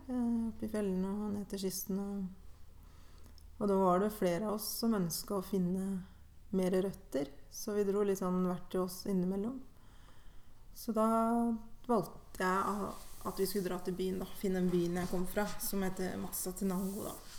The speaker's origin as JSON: {"language": "Norwegian", "area": "Hedmarken", "region": "Innlandet", "country": "Norway", "tie": "born or raised there", "also_born_or_lived": "Guatemala", "said": "fra en liten skissby ehm, til Hedmarken"}